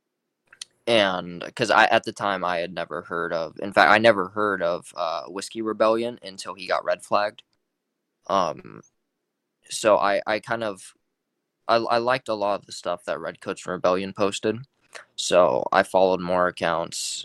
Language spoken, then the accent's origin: English; California, United States; now in Georgia, United States; I'm from California originally, so I grew up in a heavily left-wing state